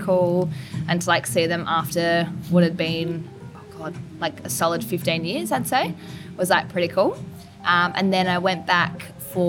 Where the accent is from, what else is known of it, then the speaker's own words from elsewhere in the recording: Melbourne, Victoria, Australia; moved away as an adult; also born or lived in Adelaide; so I grew up in Melbourne